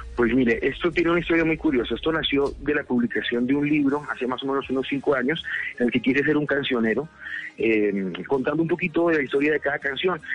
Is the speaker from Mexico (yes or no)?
no; Colombia; esa impresión que tuve cuando niño y cuando adolescente de lo que veía que pasaba en mi país